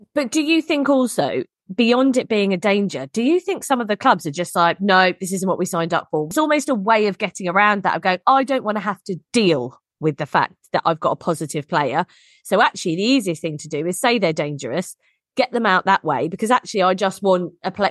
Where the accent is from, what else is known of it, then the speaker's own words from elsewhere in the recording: England, United Kingdom; we're English.